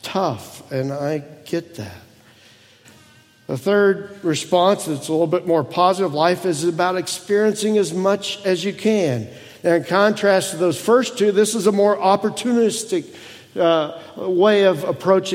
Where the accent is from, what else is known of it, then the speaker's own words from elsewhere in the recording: Indiana, United States; moved away; our hometown